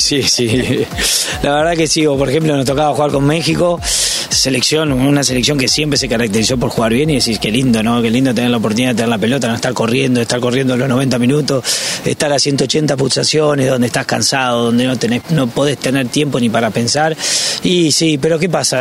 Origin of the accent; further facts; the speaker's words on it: Uruguay; moved away; soy uruguayo